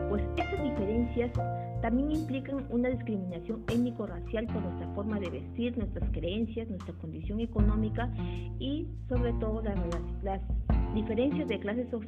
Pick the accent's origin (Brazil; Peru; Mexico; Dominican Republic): Peru; cuales nos llena de orgullo como peruanos